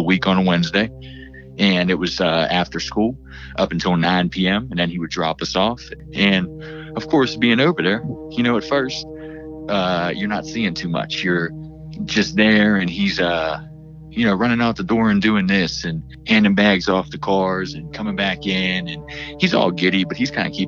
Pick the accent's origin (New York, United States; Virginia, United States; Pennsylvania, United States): Pennsylvania, United States; Pittsburgh; I'm from Pittsburgh, PA